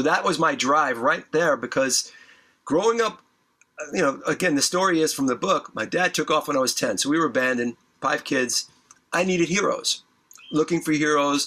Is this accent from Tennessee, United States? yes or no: no; New York, United States; I grew up in New York